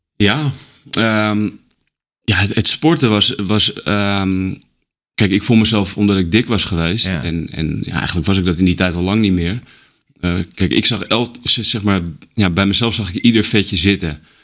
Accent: Haarlem, North Holland, Netherlands; ik ben opgegroeid in Haarlem.

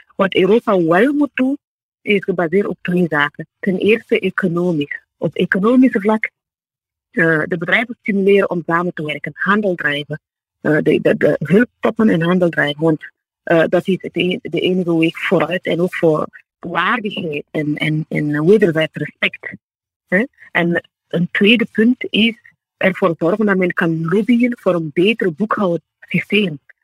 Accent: Burkina Faso; moved away as an adult; now in Belgium; ik ben ook eh, in Burkina Faso geboren, ik ben in Afrika opgegroeid, ik ben daar ook op universiteit

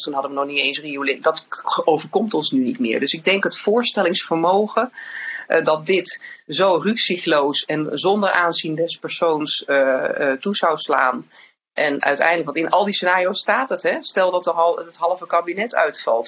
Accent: Netherlands; als Nederlanders

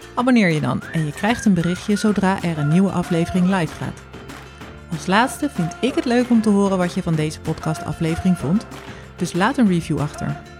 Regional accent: Zwijndrecht, South Holland, Netherlands; moved away as an adult; also born or lived in Vlaardingen / Utrecht / Zeist / Delft; now in Delfgauw, Netherlands; geboren in Vlaardingen, opgegroeid in Zwijnrecht

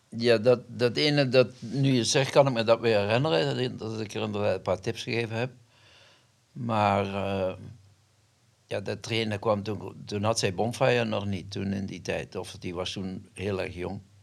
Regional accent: Elsloo, Limburg, Netherlands; In Elslo, waar ik geboren ben. Dat is Zuid-Limburg

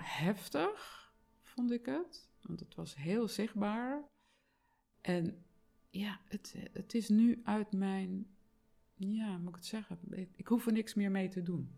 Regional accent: Zeeland, Netherlands; moved away; ik kom uit Zeeland oorspronkelijk

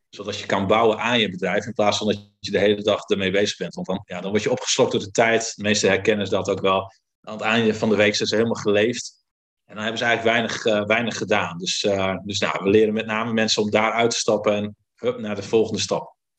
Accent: Friesland, Netherlands; Ik kom uit Friesland, dus ook wel zuinig opgevoed.

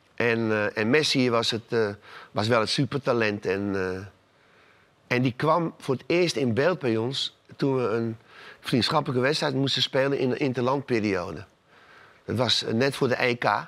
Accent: Amsterdam, North Holland, Netherlands; Ik ben in Amsterdam geboren, ben een Amsterdamse jongen

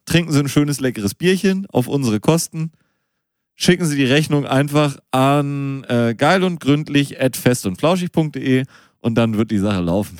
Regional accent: Münster, North Rhine-Westphalia, Germany; dass ich in Münster geboren bin

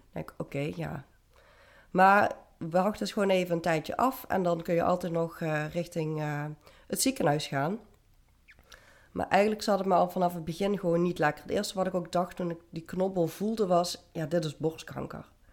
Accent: Venlo, Limburg, Netherlands; ik ben op dit moment 32 en ik kom uit Venlo

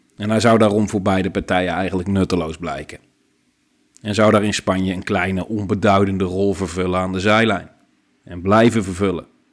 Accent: Netherlands; als Nederlanders

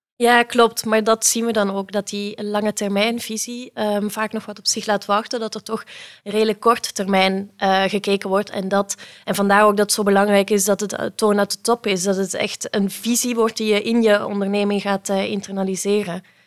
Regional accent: Belgium; now in Netherlands; het is misschien al te horen aan mijn accent, ik eh, kom uit België.

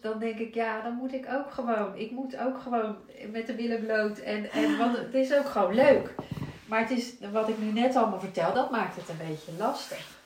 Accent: Zierikzee, Zeeland, Netherlands; moved away as an adult; also born or lived in Amsterdam / Nesselanden, Rotterdam; now in Ouwerkerk, Netherlands; ik ben in Amsterdam geboren officieel. Maar ik was één toen ik in Zierikzee terecht kwam. Dus ik ben echt opgegroeid in Zierikzee, in, Zeeland

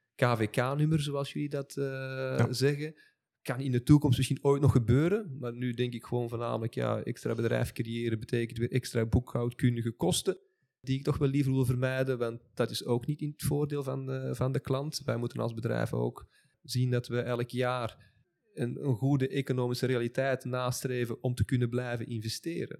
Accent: Belgium; Ik ben nu eenmaal geboren als Belg en ik zal dan altijd wel een Belg blijven.

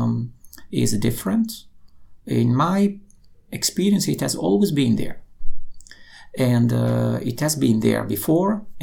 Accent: Italy; moved away as an adult; now in Netherlands; I come from Italy, so I came to the Netherlands more than 20 years ago.

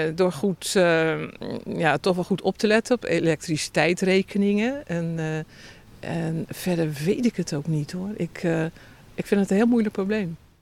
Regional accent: The Hague, South Holland, Netherlands; moved away as an adult; also born or lived in Haarlem; now in Schouwen-Duiveland, Netherlands; ik ben geboren en getogen in Den Haag

